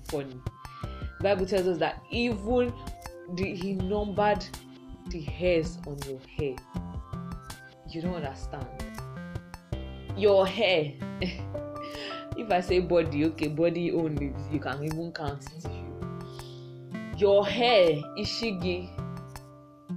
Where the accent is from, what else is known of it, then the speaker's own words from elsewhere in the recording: Nigeria; I'm thankful for being a Nigerian